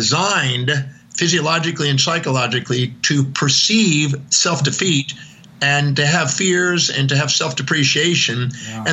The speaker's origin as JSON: {"language": "English", "town": "Houston", "region": "Texas", "country": "United States", "tie": "born or raised there", "also_born_or_lived": "Oahu", "moved": "yes", "said": "I was born in Houston, Texas, 1954, November 25th, 8:08 in the morning"}